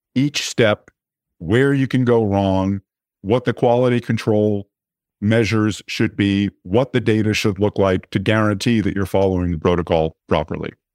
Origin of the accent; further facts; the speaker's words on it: New York City, New York, United States; I was born in New York City, grew up on the Upper East Side.